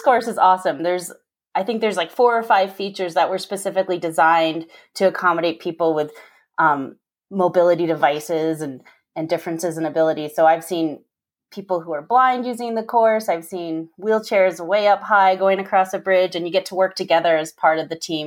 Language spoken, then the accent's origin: English; Park City, Utah, United States; I grew up here in Park City